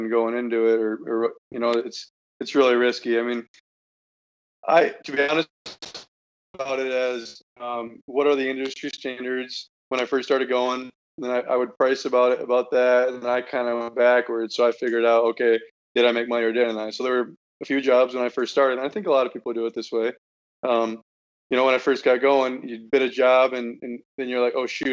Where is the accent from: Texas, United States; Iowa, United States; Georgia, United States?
Iowa, United States; I'm from Iowa. I'm in college.